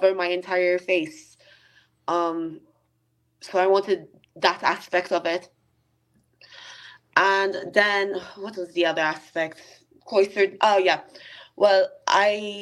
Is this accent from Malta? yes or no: yes; Malta; moved away as an adult; now in United Kingdom; I'm from Malta, from my very foreign sounding surname. And we are an extremely Roman Catholic country. And when I emigrated to the UK